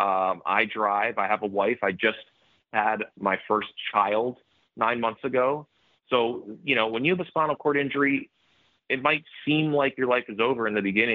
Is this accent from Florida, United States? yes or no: yes; Florida, United States; I'm from Florida. I live in Florida.